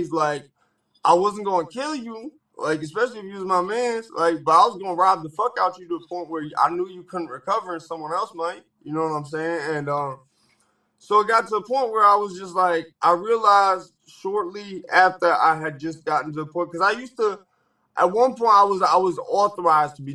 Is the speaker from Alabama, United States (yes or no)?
no; Danbury, Connecticut, United States; I grew up right in Danbury. Like I spent probably more time